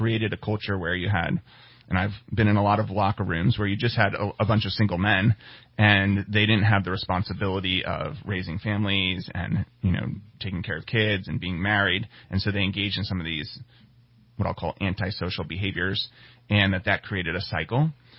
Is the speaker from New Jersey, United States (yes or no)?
yes; western New Jersey, United States; moved away as an adult; also born or lived in Midwest; I grew up in a small town in western New Jersey, about 1 square mile big, a lot of farm country.